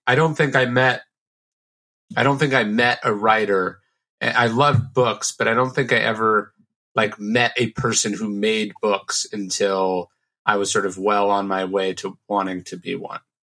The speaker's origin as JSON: {"language": "English", "town": "Sacramento", "region": "California", "country": "United States", "tie": "born or raised there", "said": "I grew up in a in Sacramento, which is a pretty conservative town"}